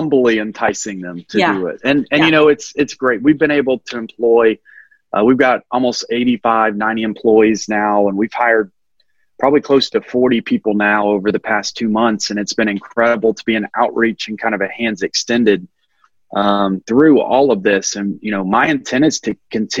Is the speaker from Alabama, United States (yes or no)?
yes; Alabama, United States; I'm just a normal guy from Alabama